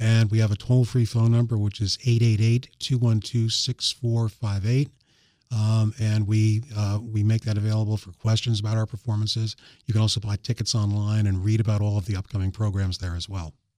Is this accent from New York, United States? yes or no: yes; New York, United States; now in Sussex County, Delaware, United States; growing up in New York, I used to listen to the, uh, New York Philharmonic concerts